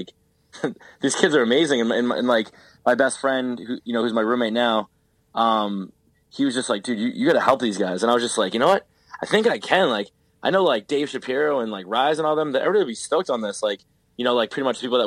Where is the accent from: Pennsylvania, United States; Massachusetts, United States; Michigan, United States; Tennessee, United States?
Massachusetts, United States; Boston; being from Boston.